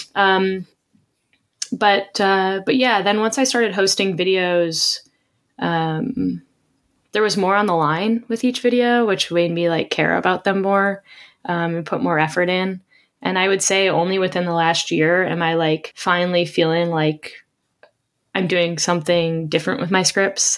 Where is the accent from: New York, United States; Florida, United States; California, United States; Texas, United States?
New York, United States; Rochester; born or raised there